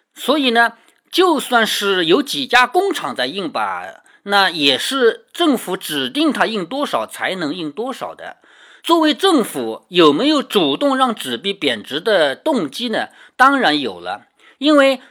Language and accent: Chinese; China; 我们中国人